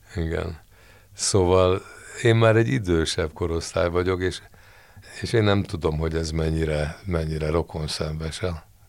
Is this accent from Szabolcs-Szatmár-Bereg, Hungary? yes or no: no; Budapest, Hungary; Első kerület. Krisztina város.